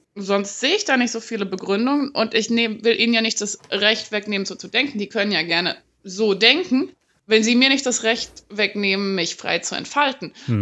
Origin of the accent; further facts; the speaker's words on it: West Germany, Germany; ich komme ursprünglich aus Westdeutschland